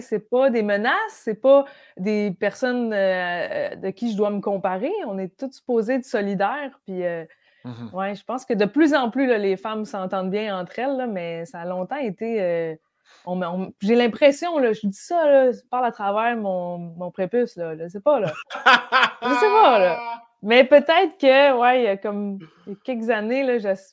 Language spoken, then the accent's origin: French; Brossard, Quebec, Canada; also born or lived in Lac-Simon, Outaouais; J'ai, j'ai grandi à Brossard